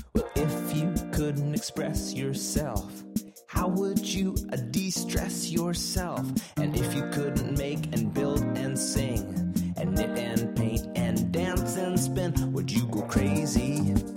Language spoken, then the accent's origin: English; Pentwater, Michigan, United States; moved away as an adult; also born or lived in Iowa / Chicago; I'm from West Michigan, from a really small town called Pentwater